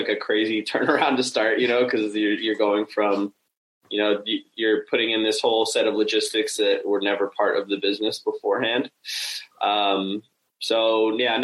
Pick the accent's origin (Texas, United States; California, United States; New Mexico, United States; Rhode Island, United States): California, United States; San Francisco; San Francisco, which is where my hometown, where I'm from